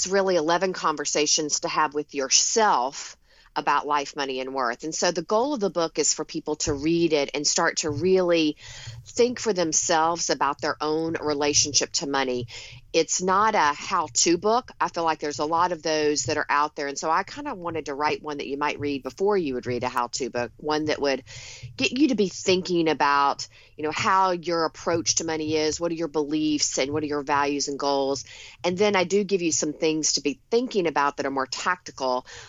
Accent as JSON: {"language": "English", "region": "the South", "country": "United States", "tie": "born or raised there", "lives_now": "Long Island, United States", "said": "Well, a little bit about me. I grew up in the South. I live in Long Island in New York now, but go back to the South often."}